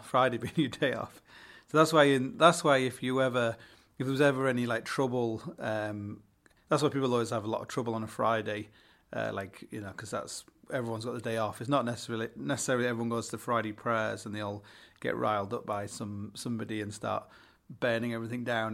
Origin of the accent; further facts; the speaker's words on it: Hull, Yorkshire and the Humber, United Kingdom; I come from Hull